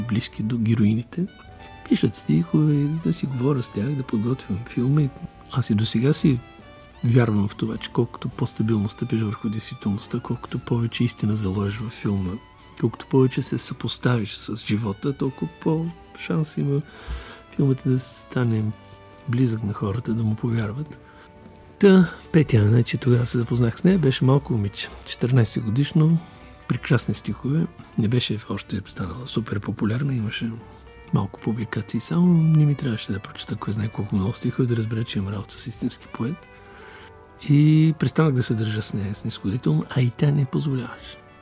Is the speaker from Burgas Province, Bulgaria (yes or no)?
yes; Burgas, Burgas Province, Bulgaria; moved away; моя роден град Бургас